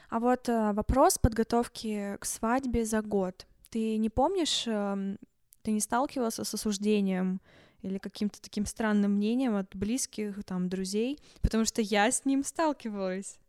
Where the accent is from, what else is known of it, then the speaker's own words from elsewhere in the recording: Yekaterinburg, Sverdlovsk Oblast, Russia; мы из Екатеринбурга